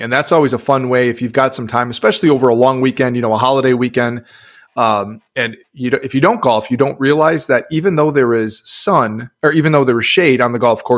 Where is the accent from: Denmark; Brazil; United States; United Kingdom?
United States; Upper Midwest; now in Texas, United States; I grew up in the Midwest, upper Midwest